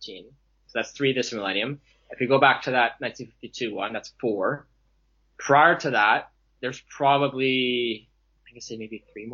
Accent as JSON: {"language": "English", "town": "Toronto", "region": "Ontario", "country": "Canada", "tie": "born or raised there"}